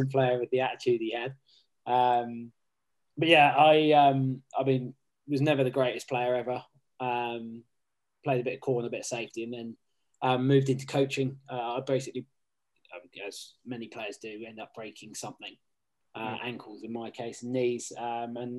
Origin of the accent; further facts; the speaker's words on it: Southampton, South East England, United Kingdom; moved away as an adult; also born or lived in Plymouth / Oxford; now in London, United Kingdom; I grew up in Southampton, started playing down there